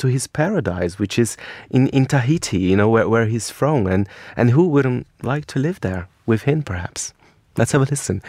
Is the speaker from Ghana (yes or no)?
no; Brazil; moved away; I come from Brazil.